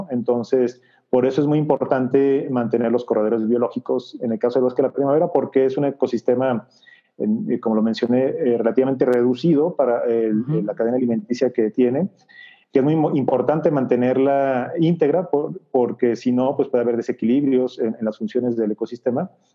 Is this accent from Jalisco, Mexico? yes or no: yes; Guadalajara, Jalisco, Mexico; moved away as an adult; soy de Guadalajara